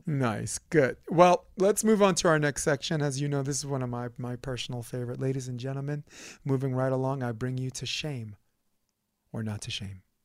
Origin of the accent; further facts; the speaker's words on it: New York, United States; I'm a New Yorker